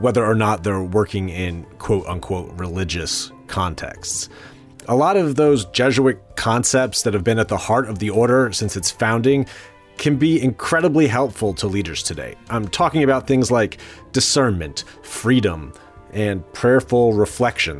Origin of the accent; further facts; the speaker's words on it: New Jersey, United States; you were the youth minister at my church growing up in New Jersey